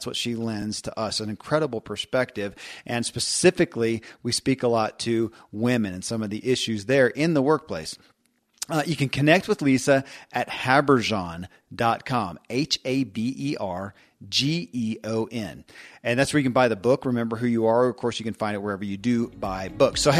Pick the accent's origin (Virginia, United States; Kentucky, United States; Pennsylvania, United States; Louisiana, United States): Kentucky, United States; born or raised there